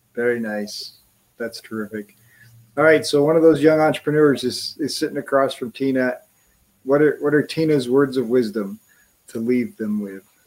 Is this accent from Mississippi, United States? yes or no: no; Wisconsin, United States; was born in Wisconsin